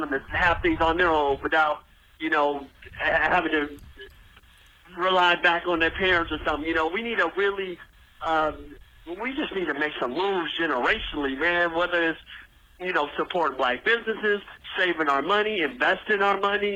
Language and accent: English; Southern California, United States; now in Phoenix, United States; calling from Phoenix. I'm from Southern California